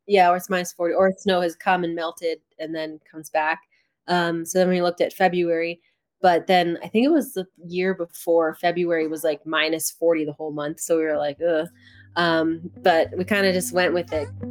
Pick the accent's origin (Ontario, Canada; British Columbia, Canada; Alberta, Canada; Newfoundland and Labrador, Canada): Alberta, Canada; Rocky Mountain House; in my hometown in Rocky Mountain House